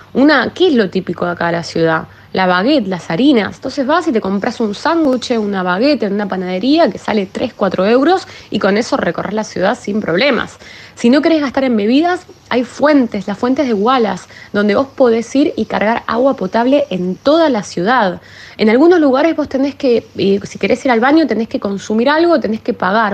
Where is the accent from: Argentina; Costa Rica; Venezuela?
Argentina; moved away as an adult; now in Paris, France; soy argentina y vivo en París desde hace siete años